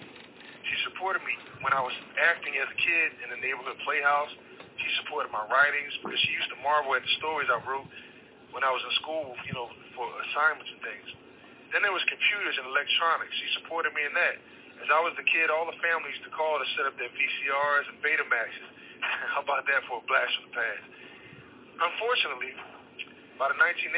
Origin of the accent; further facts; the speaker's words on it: Philadelphia, Pennsylvania, United States; I was born and raised in South Philadelphia.